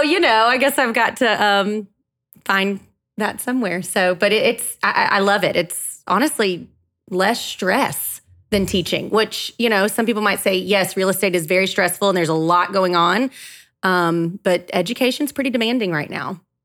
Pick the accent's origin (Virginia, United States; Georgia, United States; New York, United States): Georgia, United States; Gainesville; I am born and raised in Gainesville, Georgia